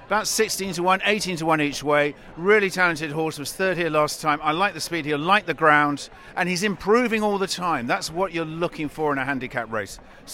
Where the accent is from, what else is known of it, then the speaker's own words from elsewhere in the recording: Gloucestershire, South West England, United Kingdom; I come from Gloucestershire